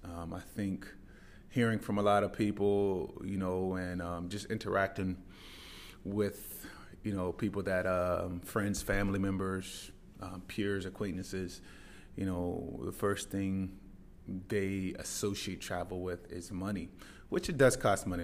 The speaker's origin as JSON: {"language": "English", "town": "Tacoma", "region": "Washington", "country": "United States", "tie": "born or raised there", "moved": "as an adult", "lives_now": "Dubai, United Arab Emirates", "said": "I grew up in the Pacific Northwest. For any of you that know Mount Rainier, I lived there until I was about eighteen years old"}